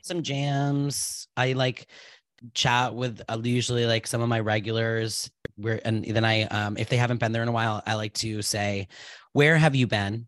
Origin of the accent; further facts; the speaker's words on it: Rhode Island, United States; I was born in Rhode Island on Valentine's Day in nineteen eighty-nine